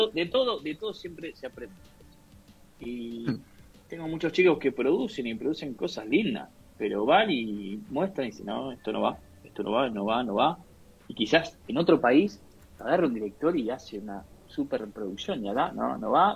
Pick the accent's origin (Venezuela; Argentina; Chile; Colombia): Argentina; como argentinos